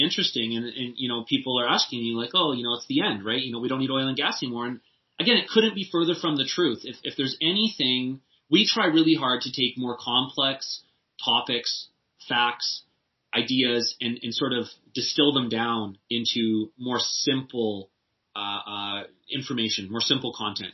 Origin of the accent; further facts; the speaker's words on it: Canada; as a Canadian